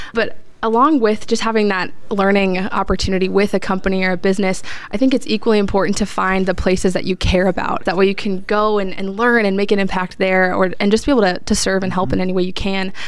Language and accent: English; Fishers, Indiana, United States; I grew up here in Fishers